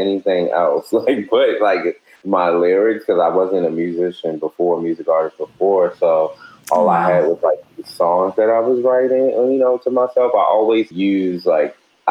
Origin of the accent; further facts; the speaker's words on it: Baltimore, Maryland, United States; I'm based in Baltimore, born and raised in Baltimore.